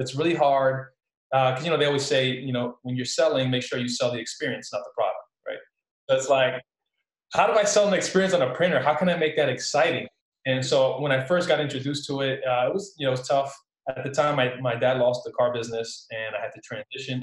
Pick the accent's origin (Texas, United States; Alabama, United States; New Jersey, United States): New Jersey, United States; Newark; I actually grew up in Newark, New Jersey, born and raised Newark, New Jersey.